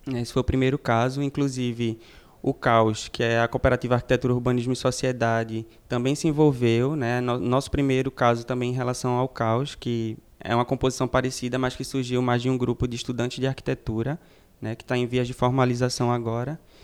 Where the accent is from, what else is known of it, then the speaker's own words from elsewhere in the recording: Paulista, Pernambuco, Brazil; Sou de original de Paratybe, Paulista, que é uma periferia aqui da região metropolitana norte